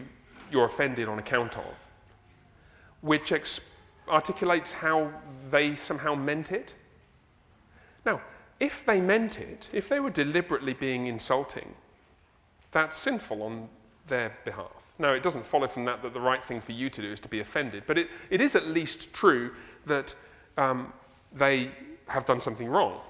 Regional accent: England, United Kingdom; moved away; I'm from England.

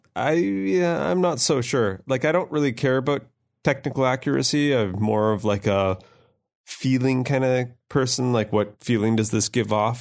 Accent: Canada; as a Canadian male over the age of whatever I am

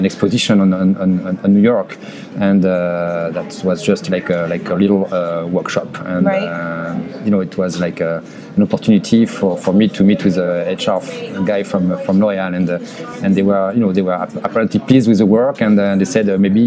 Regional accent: France; accent: French; English is a second language; moved away as an adult; also born or lived in Canada / Los Angeles, United States; now in United States; I was raised and born in France, as you can hear, and with my accent

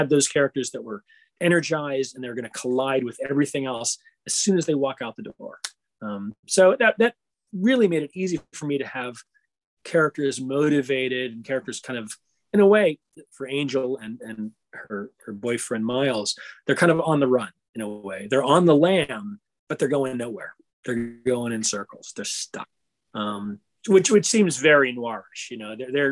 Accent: Pittsburgh, Pennsylvania, United States; I'm also from Pittsburgh

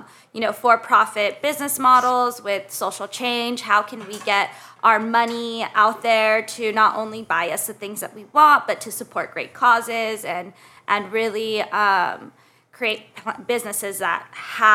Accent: Mesa, Arizona, United States; moved away as an adult; now in Los Angeles, United States; I grew up in Mesa, Arizona

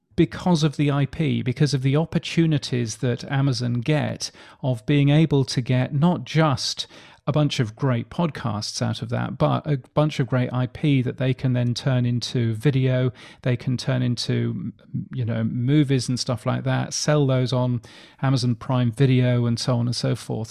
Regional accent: United Kingdom; moved away as an adult; now in Australia; You can tell that I'm a Brit

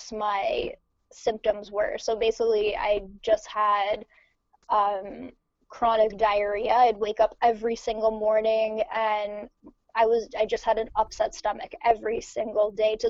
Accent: Ontario, Canada; also born or lived in Montreal, Canada; originally I'm from Ontario, so I moved to Quebec

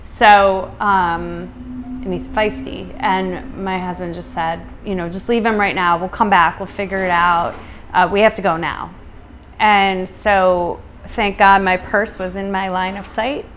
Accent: United States; also born or lived in New York City; as an American

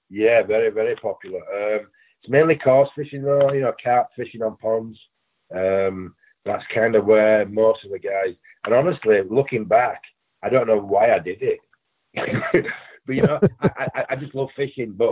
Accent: England, United Kingdom; moved away; I mean, you you I came from England, not knowing anyone, and we ended up being really good friends.

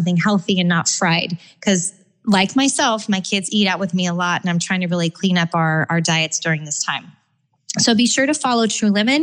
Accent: California, United States; Growing up in California, we always had a backyard filled with all

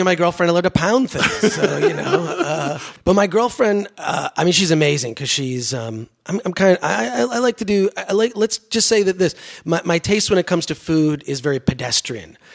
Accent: Detroit, Michigan, United States; growing up in Detroit

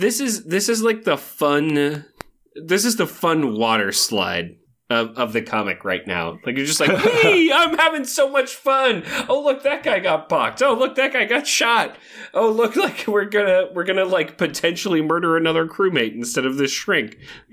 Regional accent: Chico, California, United States; when I was growing up in Chico, California

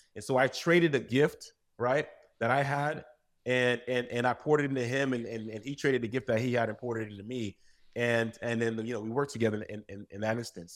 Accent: United States; born or raised there; also born or lived in Saint-Marc, Haiti

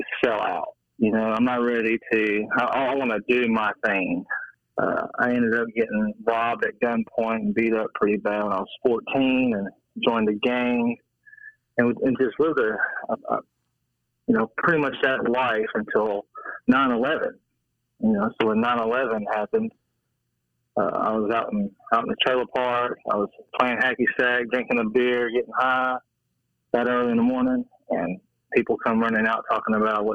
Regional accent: Nashville, Tennessee, United States; I grew up in Nashville, Tennessee

